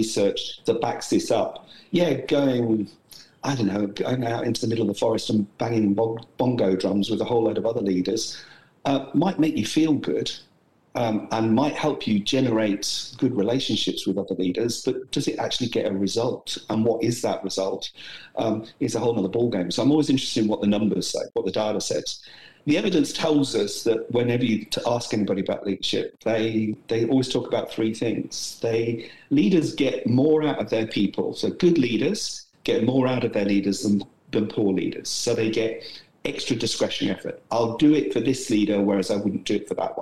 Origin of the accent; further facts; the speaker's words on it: United Kingdom; moved away as an adult; now in Brisbane, Australia; as you might have picked up from my accent, I'm originally from the UK